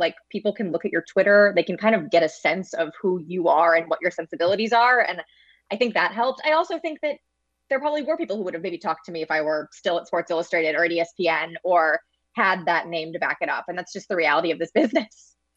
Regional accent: St. Louis, Missouri, United States; I grew up in Saint Louis, was a Cardinals fan as a kid

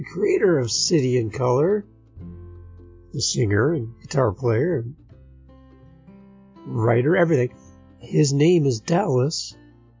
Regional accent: St. Catharines, Ontario, Canada; my hometown, St. Catharines, Ontario, Canada

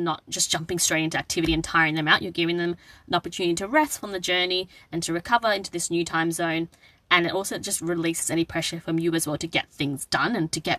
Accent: Australia; also born or lived in Sri Lanka; my cultural heritage is Sri Lankan. So even though I was born in Australia, we often went to Sri Lanka during my childhood

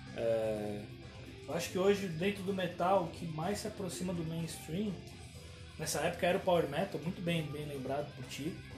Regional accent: São Paulo, Brazil; lá na, na freguesia do Ó, onde eu cresci

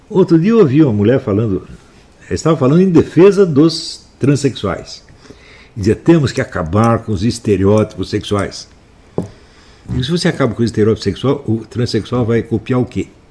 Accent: São Paulo, Brazil; also born or lived in Campinas; minha cidade onde eu fui criado, São Paulo. Hum? Eu nasci em Campinas, fui criado em São Paulo

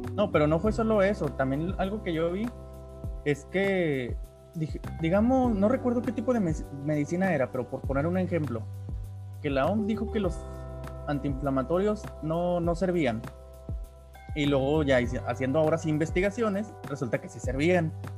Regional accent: Mexico; en nuestro país

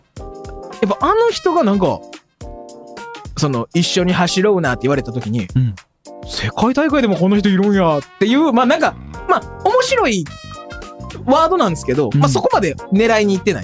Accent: Osaka, Japan; 僕は大阪人

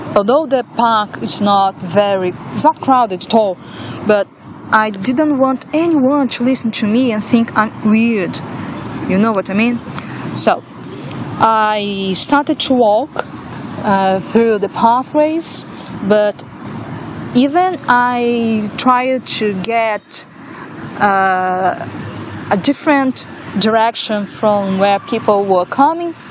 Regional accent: Brazil; English is a second language; moved away as an adult; now in Ireland; i come from Brazil to study in Ireland for one year to improve my English.

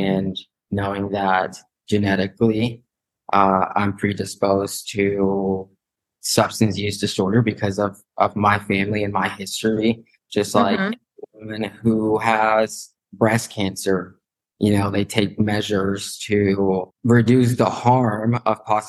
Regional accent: Northwest Arkansas, United States; moved away as an adult; also born or lived in Guadalajara, Jalisco, Mexico; now in Missouri, United States; Moved to Arkansas, Northwest Arkansas, and basically was raised there

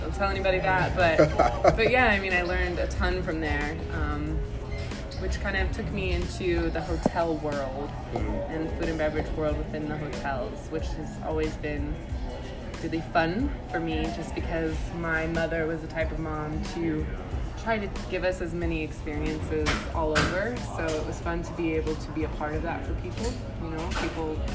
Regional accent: Ohio, United States; moved away; I'm originally from Ohio

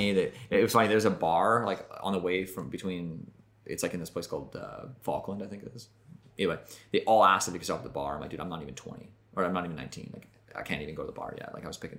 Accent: Nelson, British Columbia, Canada; moved away; I come from Nelson, where hitchhiking is like actually

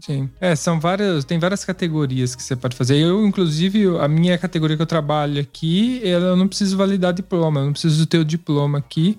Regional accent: Brazil; moved away as an adult; now in Italy; a gente vem do Brasil

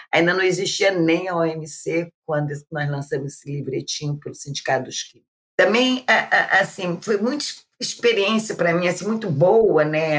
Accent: Rio de Janeiro, Brazil; eu sou aqui do Rio de Janeiro, né? Eu já sou uma pessoa idosa, como vocês sabem. Eu comecei minha vida muito cedo, minha vida de trabalho. Eu nasci na Penha

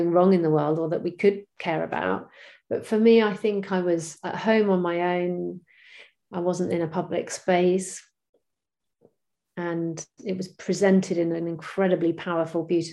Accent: Bristol, South West England, United Kingdom; my hometown of Bristol in the UK

